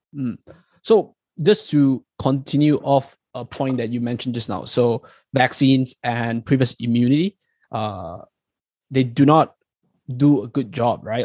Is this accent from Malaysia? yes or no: yes; Malaysia; moved away as an adult; now in New Zealand; I'm from Malaysia, so I'm in. I mean, Chong and I were both from Malaysia, but I came here uh, much later to, to New Zealand to do my PhD